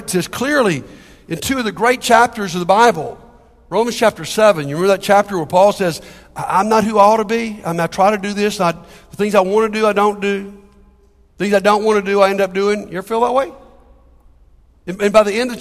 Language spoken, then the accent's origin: English; Capitol Heights, Maryland, United States; the church I grew up down in Capitol Heights